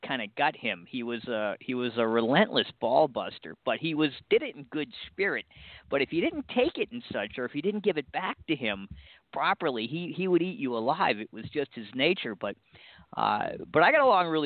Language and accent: English; Cape Cod, Massachusetts, United States; growing up here on Cape Cod, we're directly on the water